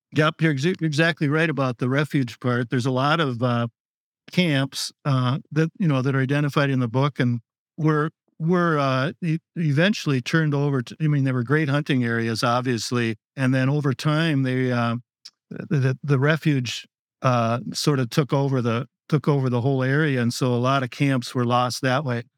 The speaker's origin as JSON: {"language": "English", "area": "Otter Tail County", "region": "Minnesota", "country": "United States", "tie": "born or raised there", "said": "I grew up in Ottertail County"}